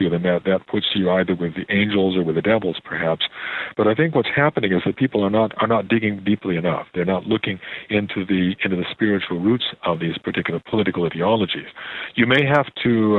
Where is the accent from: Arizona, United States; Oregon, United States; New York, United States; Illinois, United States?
Illinois, United States; Oak Park; now in Canada; I was born in Oak Park